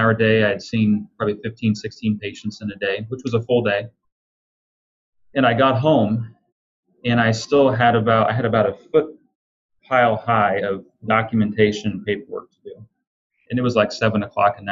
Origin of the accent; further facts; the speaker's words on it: Illinois, United States; I'm a kid from Illinois